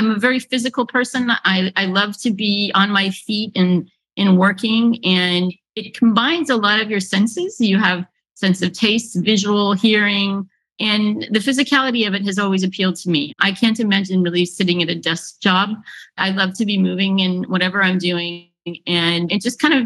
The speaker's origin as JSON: {"language": "English", "area": "Firebaugh, Central Valley", "region": "California", "country": "United States", "tie": "born or raised there", "said": "I was born in California in a small town in the Central Valley called Fireball"}